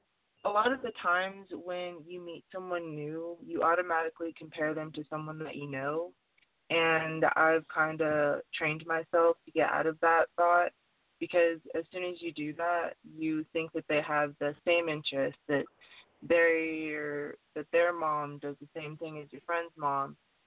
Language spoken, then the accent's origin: English; Detroit, Michigan, United States; born there; also born or lived in North Carolina / West Virginia; now in Tennessee, United States; Well, I was originally born in Detroit, Michigan, but I moved from Detroit to Tennessee, and then I went to North Carolina, West Virginia, and now I'm back in Tennessee. I've moved a lot